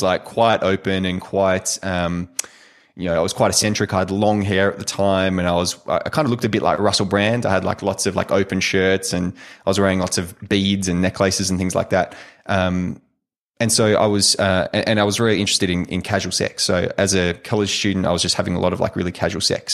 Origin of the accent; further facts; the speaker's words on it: Perth, Western Australia, Australia; also born or lived in United States; I eventually made it back down to Perth, uh, Perth, Western Australia. And my, um, my hometown here